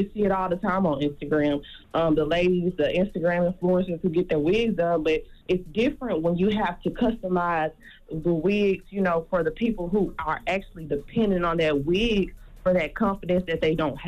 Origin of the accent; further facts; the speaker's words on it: Memphis, Tennessee, United States; I'm 21 years old. I'm from Memphis, Tennessee, of course.